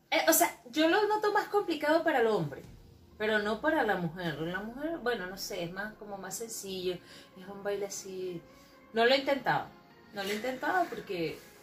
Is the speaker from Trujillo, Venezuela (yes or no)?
no; Maracay, Aragua, Venezuela; also born or lived in Puerto Ordaz, Venezuela; now in Chile; soy de Maracay, nací en Maracay y emigré